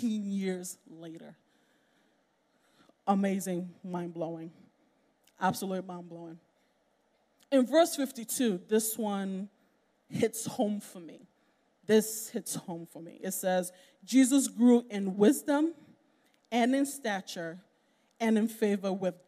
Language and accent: English; Nigeria; I'm a Nigerian